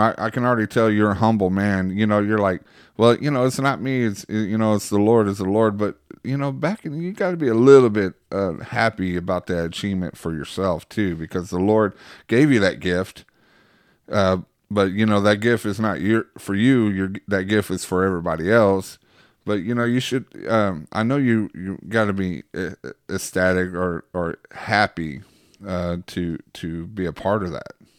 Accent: Waxahachie, Texas, United States; where I'm from, Waxahachie

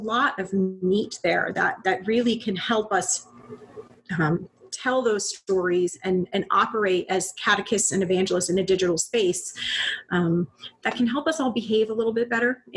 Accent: Bonita Springs, Florida, United States; moved away as an adult; also born or lived in Panama City, Florida / Tampa, Florida; now in Northern Virginia, United States; I grew up in Bonita Springs, Florida. That's in between Naples and Fort Myers. So Southwest Florida.

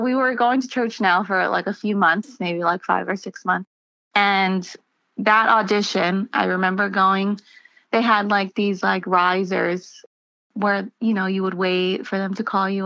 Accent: New York City, New York, United States; also born or lived in Long Island, New York; I grew up in New York, first in Queens, and then we moved out to Long Island when I was a teenager

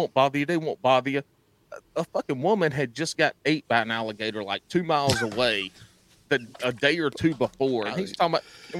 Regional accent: South Carolina, United States; I grew up in Mackby, South Carolina. It's about an hour and a half from there

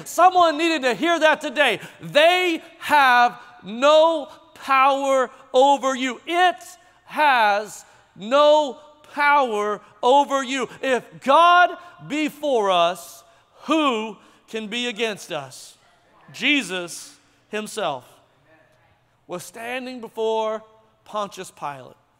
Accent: Tulsa, Oklahoma, United States; moved away as an adult; now in Frisco, United States; I'm from Tulsa

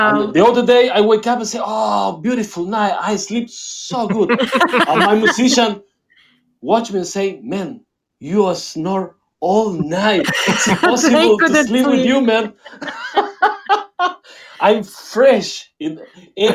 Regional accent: Buenos Aires, Argentina; I'm from Buenos Aires, and I live in Buenos Aires all my life, in the downtown all my life.

